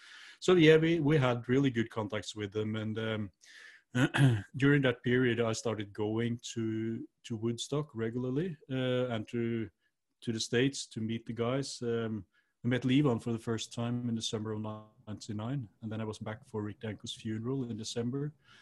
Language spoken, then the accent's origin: English; Norway; It's quite similar to where I grew up in Norway, actually, you know, with the woods and the mountains and all that.